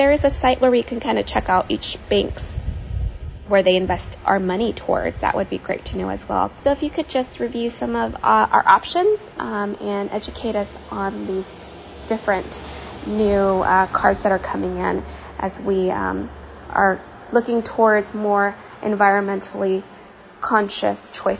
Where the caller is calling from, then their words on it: California, United States; I'm calling from Northern California.